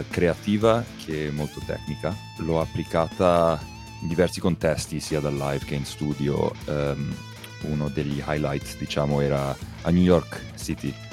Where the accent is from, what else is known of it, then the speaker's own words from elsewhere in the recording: Zimbabwe; nato e cresciuto in Zimbabwe. I miei, i miei genitori sono italiani, eh